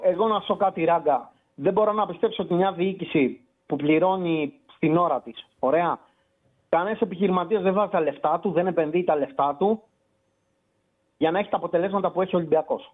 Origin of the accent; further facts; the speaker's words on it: Kalamata, Peloponnese, Greece; είμαι από την Καλαμάτα